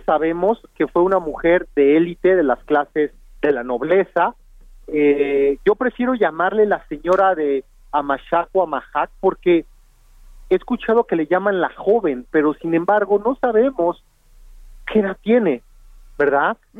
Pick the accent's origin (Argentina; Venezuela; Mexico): Mexico; dónde venimos los mexicanos